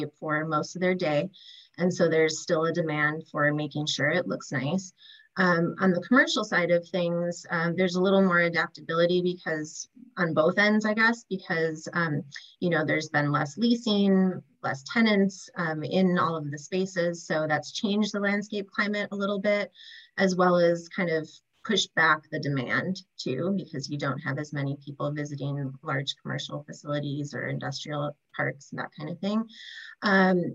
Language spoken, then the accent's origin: English; Wisconsin, United States; now in Southern California, United States; I grew up landscaping in Wisconsin